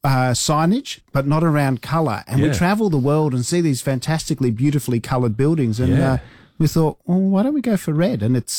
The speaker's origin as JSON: {"language": "English", "town": "Adelaide", "region": "South Australia", "country": "Australia", "said": "So, we're both from Adelaide, so neither of us got anywhere to hide."}